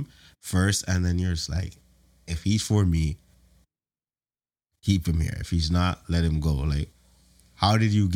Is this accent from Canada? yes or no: yes; Toronto, Ontario, Canada; I'm from Toronto